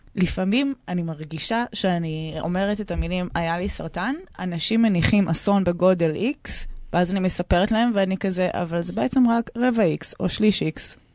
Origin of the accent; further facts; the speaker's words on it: Tel Aviv, Tel Aviv District, Israel; אני בת 32, אני מתל אביב